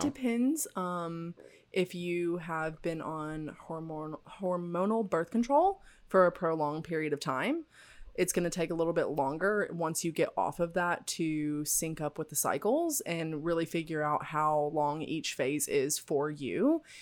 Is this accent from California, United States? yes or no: no; Tennessee, United States; I grew up in the South, in Tennessee